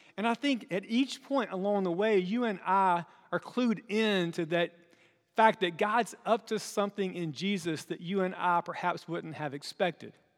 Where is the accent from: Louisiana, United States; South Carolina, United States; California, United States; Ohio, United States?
South Carolina, United States; Chesnee; small town places like where I'm from